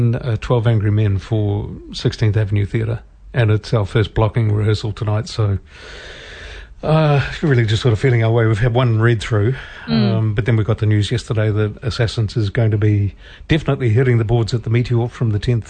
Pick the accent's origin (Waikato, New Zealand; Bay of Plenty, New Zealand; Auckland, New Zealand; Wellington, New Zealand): Waikato, New Zealand; Morrinsville; I'm also going to be travelling from Murrinsville, my hometown, to come to rehearsals.